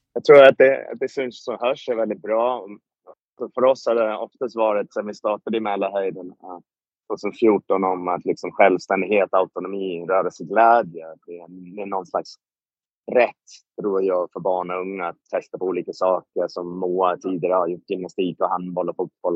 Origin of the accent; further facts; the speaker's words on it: United Kingdom; moved away; Jag är född i Storbritannien